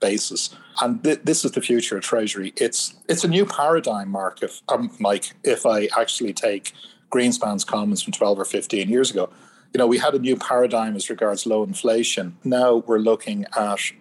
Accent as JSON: {"language": "English", "country": "Ireland", "said": "I'm Irish."}